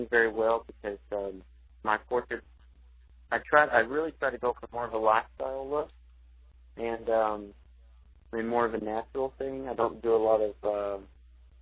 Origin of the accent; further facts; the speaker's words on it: Weatherford, Texas, United States; I grew up in Weatherford, Texas, half an hour west of Fort Worth